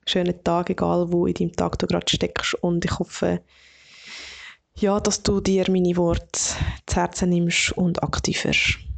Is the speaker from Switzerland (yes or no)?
yes; Obwalden, Switzerland; now in Lucerne, Switzerland; dann sage ich, ich wohne in Luzern und ich bin in Obwalden aufgewachsen.